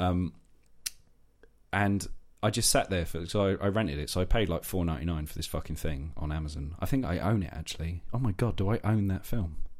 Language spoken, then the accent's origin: English; London, United Kingdom; moved away; I grew up in South East London, so my T H's for a long time were f, fuzz